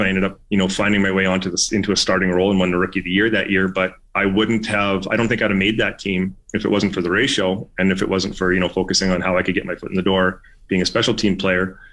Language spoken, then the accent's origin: English; Canada; as a Canadian player